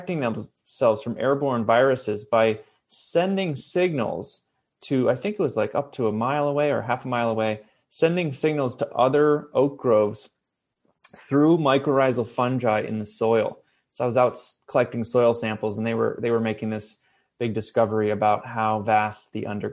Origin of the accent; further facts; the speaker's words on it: Ithaca, New York, United States; now in Los Angeles, United States; I grew up in upstate New York, Ithaca